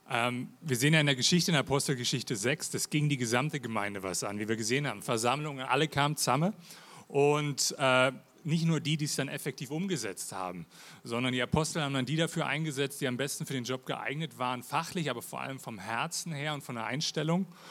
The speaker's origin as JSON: {"language": "German", "region": "Berlin", "country": "Germany", "also_born_or_lived": "Lake Thun, Switzerland", "accent": "Hochdeutsch", "moved": "yes", "lives_now": "Switzerland", "said": "ich bin ursprünglich aus Berlin. Wie man mal an meinem Hochdeutsch hört"}